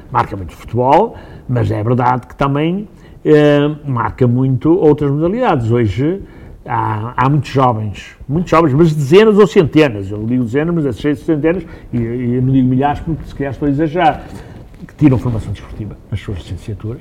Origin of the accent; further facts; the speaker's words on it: Guimarães, Norte, Portugal; Eu nasci em Guimarães, tenho quase 70 anos uh, e, eh, e, tirando 6 anos estive fora, e estive mesmo fora, mas uh, vivi sempre aqui